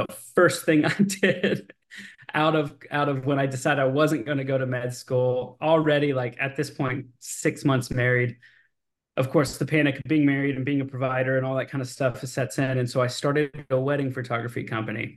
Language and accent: English; Austin, Texas, United States; Born and raised in Austin, Texas